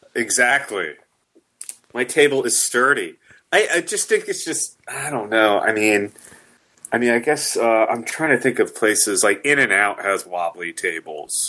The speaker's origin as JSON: {"language": "English", "region": "the South", "country": "United States", "said": "I am from the South."}